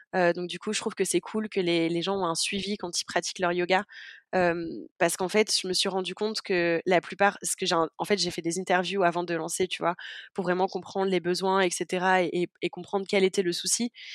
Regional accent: southern France, France; now in Amsterdam, Netherlands; je viens du sud de la France et j'habite à Amsterdam en ce moment aux Pays-Bas

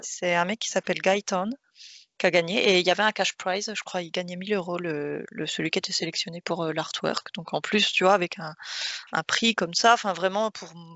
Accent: France; en tant que Français

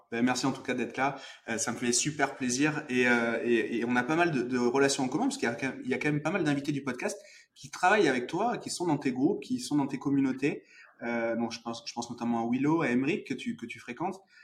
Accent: Bordeaux, Nouvelle-Aquitaine, France; je suis de Bordeaux

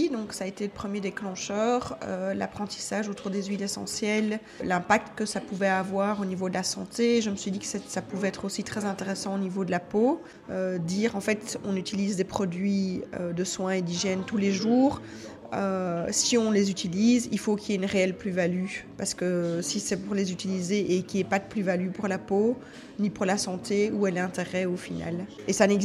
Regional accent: Charleroi, Wallonia, Belgium; moved away as an adult; now in Brussels, Belgium; J'ai moi-même 48 ans, j'habite euh, à Bruxelles depuis une vingtaine d'années, mais à l'origine je suis de Charleroi.

